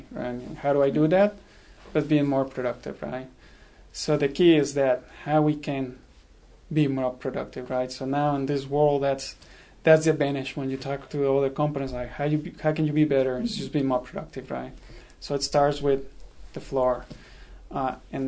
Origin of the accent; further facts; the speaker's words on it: Mexico; moved away as an adult; also born or lived in Rhode Island / Indiana; now in United States; I'm originally from Mexico